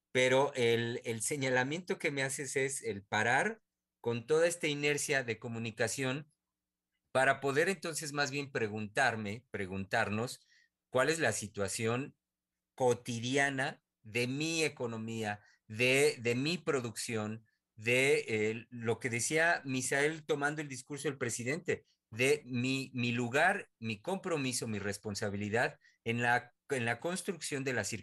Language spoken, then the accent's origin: Spanish; Mexico; de lo que representa, al menos para mí como mexicano, tener un presidente como este